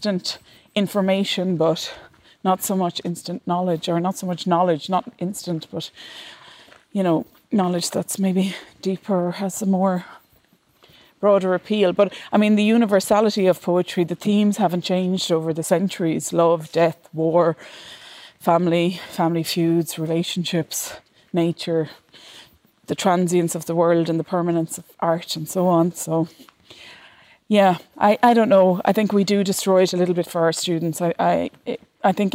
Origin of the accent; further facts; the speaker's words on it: Ireland; a girl growing up in Ireland